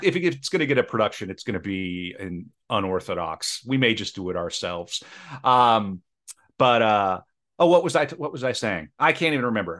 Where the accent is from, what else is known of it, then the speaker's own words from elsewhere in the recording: Midwest, United States; now in Saint Paul, United States; I come from the Midwest